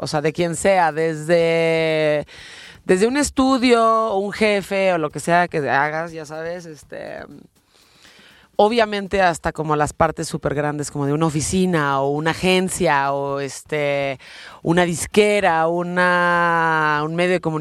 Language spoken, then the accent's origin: Spanish; Venezuela; now in Mexico City, Mexico; Soy de Venezuela.